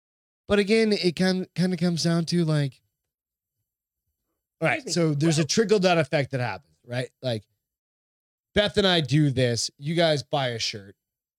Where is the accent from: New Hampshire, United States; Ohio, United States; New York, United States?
New Hampshire, United States; I grew up in New Hampshire